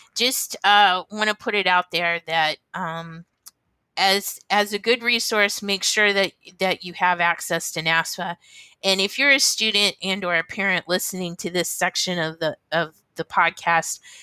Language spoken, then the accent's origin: English; Ohio, United States; now in New Hampshire, United States; I was born in Ohio.